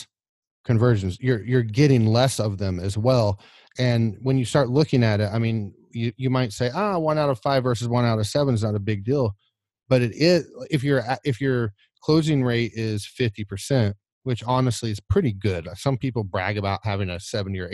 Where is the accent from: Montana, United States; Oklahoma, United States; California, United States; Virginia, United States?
Oklahoma, United States; I'm from Oklahoma